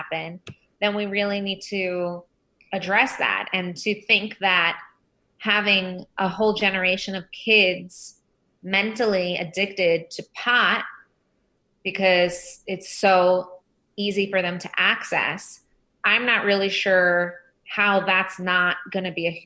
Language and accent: English; Long Island, New York, United States; I grew up on Long Island, and I run Drug Free World in New York